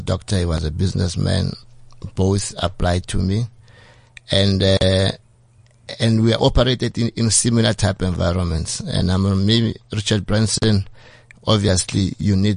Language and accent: English; South Africa; as a South African